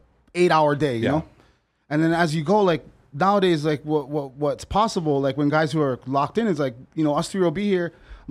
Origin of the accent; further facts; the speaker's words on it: Hawaii, United States; because I'm not really, like, I'm Hawaiian.